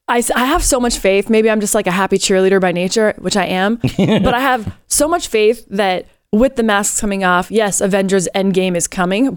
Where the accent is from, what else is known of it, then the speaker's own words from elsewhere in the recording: Canada; now in United States; And I am a Canadian that has taken on this country as my own.